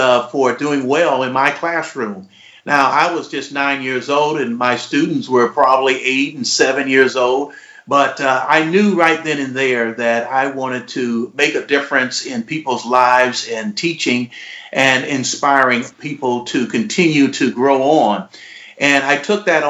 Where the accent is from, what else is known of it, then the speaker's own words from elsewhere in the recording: Detroit, Michigan, United States; also born or lived in Kalamazoo, Michigan; I'm born and raised in Detroit